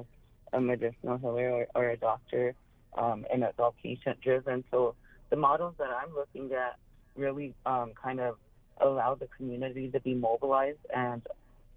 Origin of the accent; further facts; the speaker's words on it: Pine Ridge Reservation, South Dakota, United States; I grew up on the Pioneer Reservation and around the Lakota practices